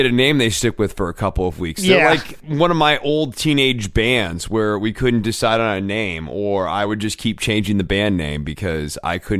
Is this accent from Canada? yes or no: no; Scotland, United Kingdom; whereas Gallus gives us something regional that sort of reminds people that we're from Scotland.